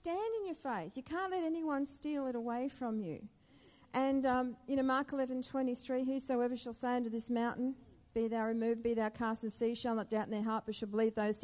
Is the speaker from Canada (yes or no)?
no; Brisbane, Queensland, Australia; moved away as an adult; also born or lived in Perth; we're from Brisbane. We've never been anywhere but Brisbane